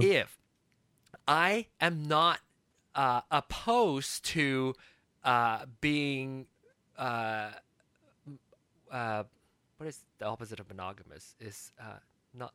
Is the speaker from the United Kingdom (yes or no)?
no; Malaysia; moved away as an adult; also born or lived in Kansas City, United States; I came from Malaysia and came to America for school